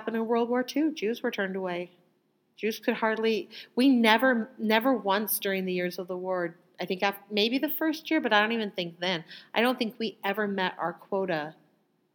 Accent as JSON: {"language": "English", "country": "United States", "tie": "born or raised there", "said": "I was born in America"}